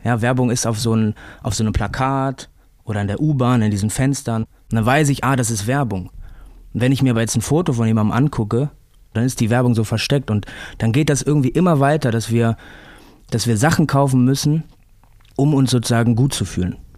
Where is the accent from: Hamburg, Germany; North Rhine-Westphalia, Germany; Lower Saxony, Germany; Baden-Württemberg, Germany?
North Rhine-Westphalia, Germany; Remscheid; moved away as an adult; now in Berlin, Germany; Ich komme ja aus Remscheid